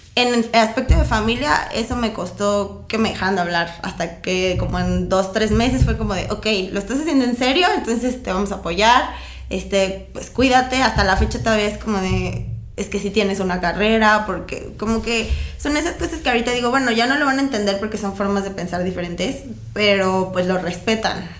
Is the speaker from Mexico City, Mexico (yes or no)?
no; Morelia, Michoacán, Mexico; Y yo, sí, pues de aquí en Morelia